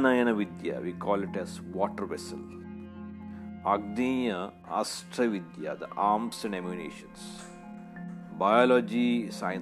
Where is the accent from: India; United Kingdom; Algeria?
India; Being an Indian